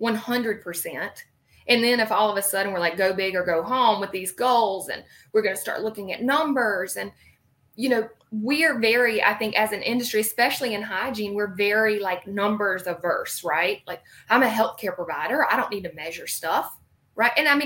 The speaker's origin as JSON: {"language": "English", "region": "the Carolinas", "country": "United States", "said": "I'm from the Carolinas, shocker with this accent."}